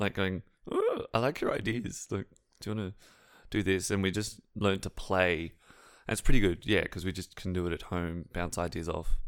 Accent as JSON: {"language": "English", "town": "Sydney", "region": "New South Wales", "country": "Australia", "said": "I'm from Western Sydney"}